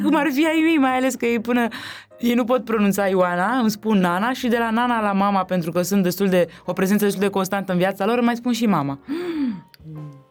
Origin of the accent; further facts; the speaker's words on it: Romania; ai mei și eu provin de undeva de lângă București